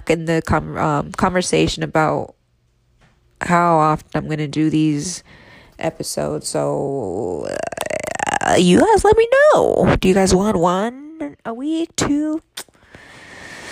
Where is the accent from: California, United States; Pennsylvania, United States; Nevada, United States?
Nevada, United States; Reno; moved away as an adult; now in Las Vegas, United States; I was born and raised in Reno, Nevada